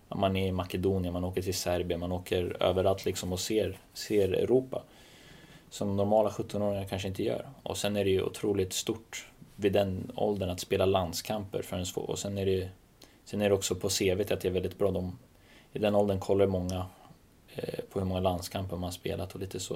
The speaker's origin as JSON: {"language": "Swedish", "town": "Stockholm", "region": "Stockholm County", "country": "Sweden", "said": "Jag är från södra Stockholm, verkligen."}